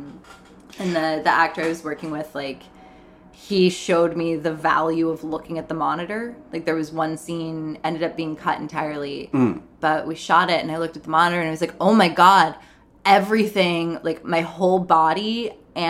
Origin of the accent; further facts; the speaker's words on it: the South, United States; moved away as an adult; now in New York, United States; I was raised in the South